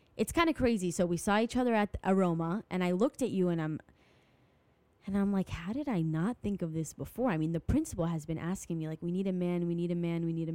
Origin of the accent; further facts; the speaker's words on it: France; I'm from France